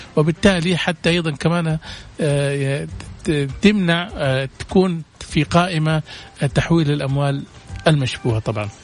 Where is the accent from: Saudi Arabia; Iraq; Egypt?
Saudi Arabia; المراه عندنا في السعوديه